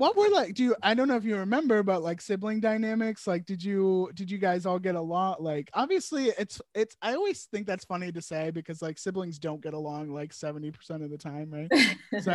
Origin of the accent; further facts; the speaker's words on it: Richmond, Virginia, United States; I moved to Richmond when I was 7. But I basically grew up in Richmond and, but been in Virginia my whole life. I was born in Virginia